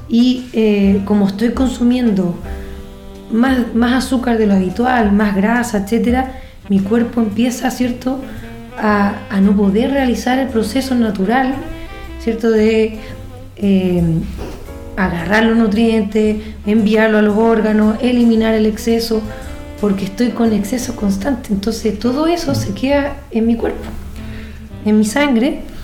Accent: Chile; Nosotros como buenos chilenos

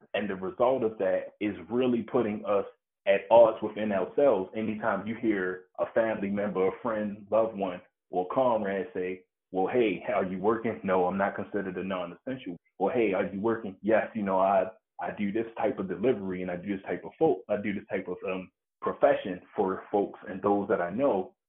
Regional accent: Baltimore, Maryland, United States; I was born and raised in Baltimore City

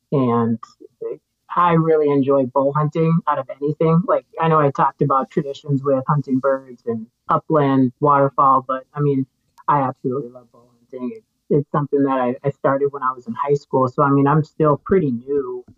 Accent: Minnesota, United States; I'm from Minnesota. I'm an executive chef here in the Twin Cities.

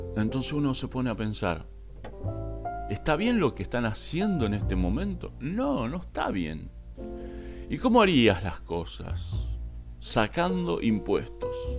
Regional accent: Argentina; Como ciudadano argentino

